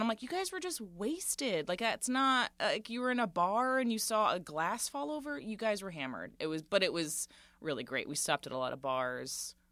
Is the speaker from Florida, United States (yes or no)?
yes; Central Florida, United States; born or raised there; moved away; also born or lived in Boston / New York